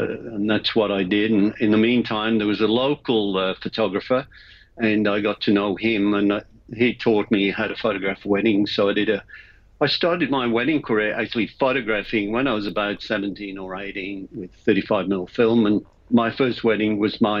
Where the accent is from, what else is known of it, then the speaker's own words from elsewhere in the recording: England, United Kingdom; moved away; I was born in England